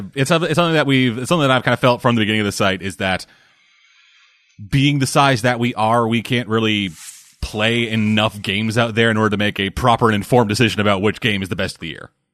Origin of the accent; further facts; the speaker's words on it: Canada; I'm Canadian